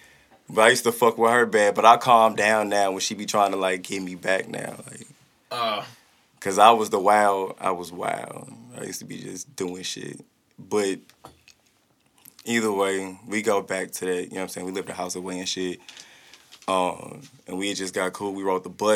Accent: Riverview, Missouri, United States; also born or lived in Hazelwood, Missouri; I'm from Riverview, pretty much. I'm a Riverview nigga

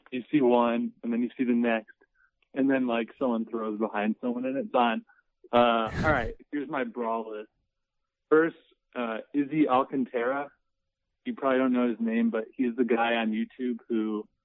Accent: Iowa, United States; I'm from Iowa

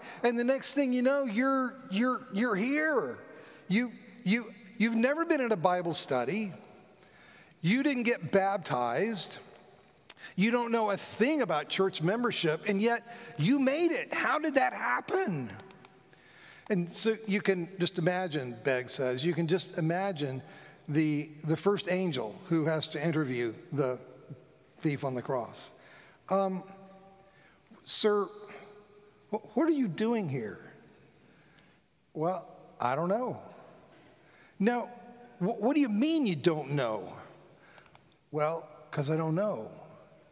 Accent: Fort Lauderdale, Florida, United States; coming from a large Presbyterian church in my hometown of where I was raised, Fort Lauderdale

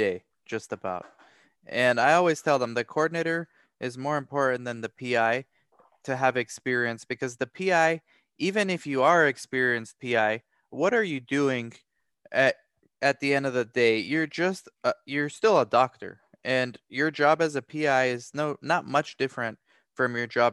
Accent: Romania; I'm from Romania

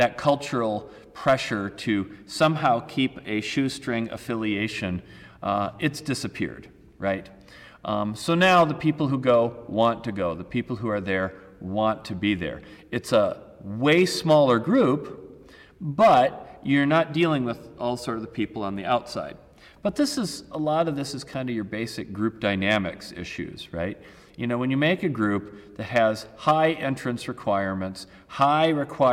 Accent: United States; moved away; also born or lived in Sweden; as an American

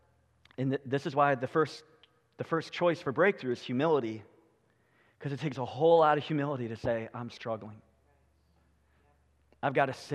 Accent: United States; We as American Christians

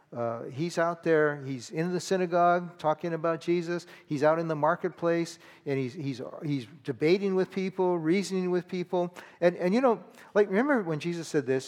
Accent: California, United States; I grew up in California

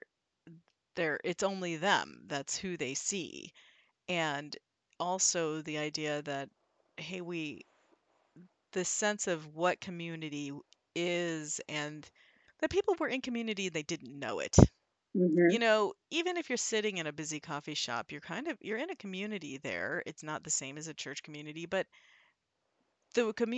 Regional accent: Midwest, United States; I'm from the Midwest

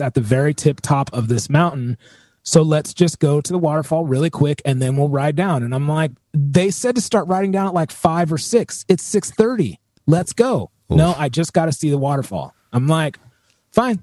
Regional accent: Southern California, United States; I'm born and raised in California. I mean, I'm born and raised in like Southern California

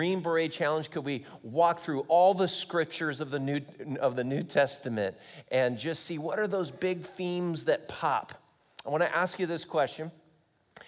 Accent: Long Beach, California, United States; moved away as an adult; also born or lived in Santa Barbara, California / Hawaii; now in Kansas, United States; I grew up in Long Beach, California, went to school in Santa Barbara, moved to Hawaii, and then I landed in Kansas.

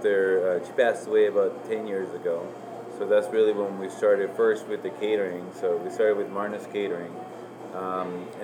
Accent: Costa Rica; first language Spanish; English is a second language; moved away as an adult; also born or lived in New York; now in Minnesota, United States; am I in Minnesota, coming from Costa Rica

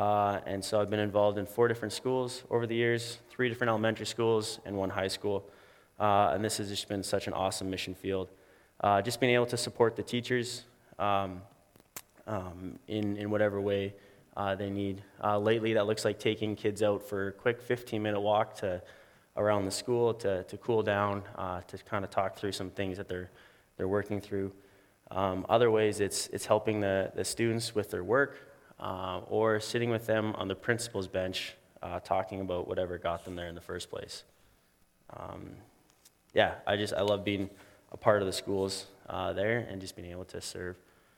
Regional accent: McGregor, United States; I'm just really excited to be joining my hometown at YFC in McGregor.

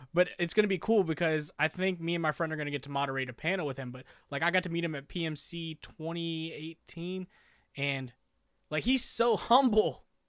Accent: East Coast, United States; I'm from the East Coast where it's cheaper to live

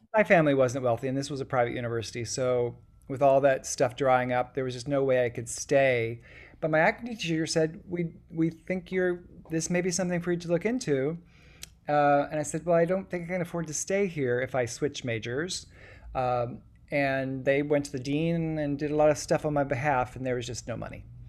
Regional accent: Louisa, Kentucky, United States; born or raised there; moved away as an adult; also born or lived in Huntington, West Virginia

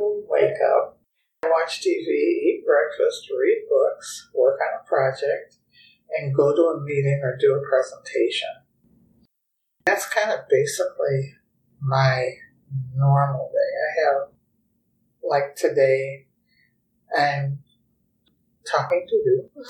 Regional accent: Minneapolis, Minnesota, United States; now in Des Moines, United States; I grew up in Minneapolis, Minnesota

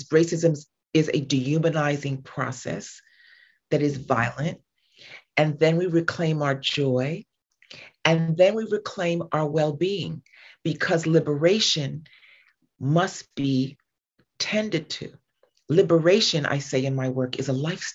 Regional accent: New York City, New York, United States; moved away as an adult; now in California, United States; I'm from New York and I'm from Staten Island.

